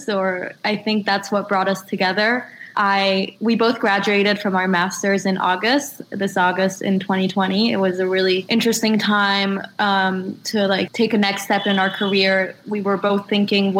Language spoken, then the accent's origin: English; Israel; moved away as an adult; also born or lived in France; now in New York, United States; I'm originally French, and I grew up in Israel, and I moved to New York to study